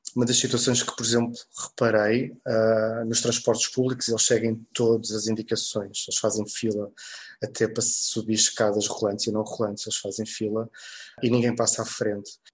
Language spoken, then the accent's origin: Portuguese; Portugal; Nós crescemos cá em Portugal